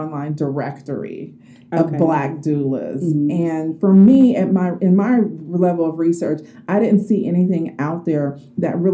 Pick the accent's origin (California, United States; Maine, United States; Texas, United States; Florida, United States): California, United States; Oakland; I'm from Oakland, so in the Bay Area